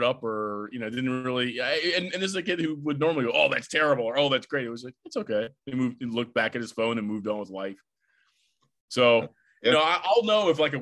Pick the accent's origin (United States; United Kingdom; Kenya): United States; Maryland; now in Virginia, United States; I'm from Maryland.